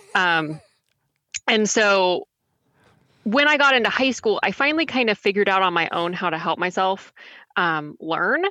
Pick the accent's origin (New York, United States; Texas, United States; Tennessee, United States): Texas, United States; moved away as an adult; now in Raleigh, United States; I'm originally from Texas